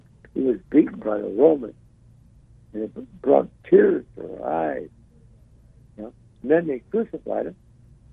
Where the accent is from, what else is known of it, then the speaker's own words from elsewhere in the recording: Chicago, Illinois, United States; when I was a kid growing up in Chicago